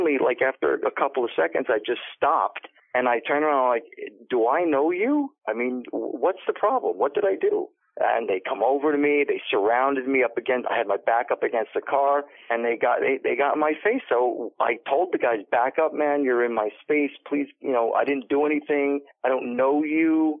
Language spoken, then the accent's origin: English; Paterson, New Jersey, United States; I was born and raised in Paterson.